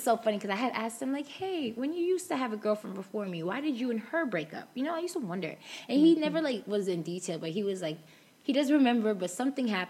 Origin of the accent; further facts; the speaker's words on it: New York, United States; I'm from New York